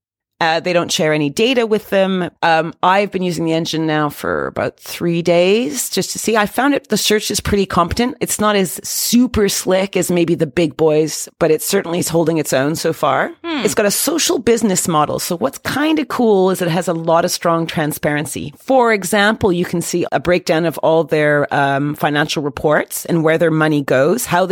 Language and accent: English; Canada; I'm Canadian